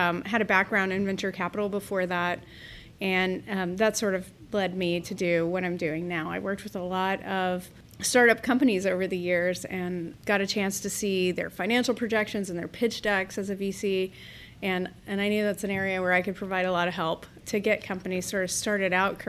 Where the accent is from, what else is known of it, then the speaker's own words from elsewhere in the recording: Redondo Beach, California, United States; moved away as an adult; also born or lived in San Diego, California; now in Central Ohio, United States; I grew up in Southern California.